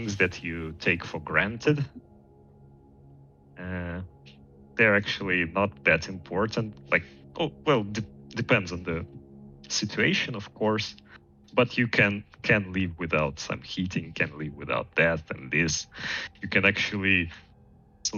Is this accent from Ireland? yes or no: no; Estonia; I was born in Estonia, but not in Tallinn. Grew up in a small city